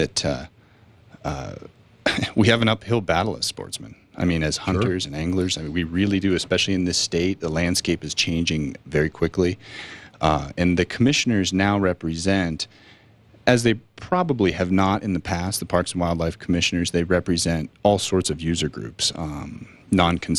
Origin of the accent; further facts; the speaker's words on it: Boulder County, Colorado, United States; also born or lived in Southeast Alaska; I was born in Colorado. I'm from Boulder County, north of Boulder